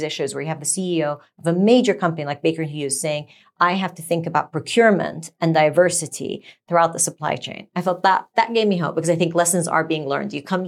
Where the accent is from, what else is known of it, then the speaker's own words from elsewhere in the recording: Sweden; born there; No. I was born in Sweden, but I've never skied.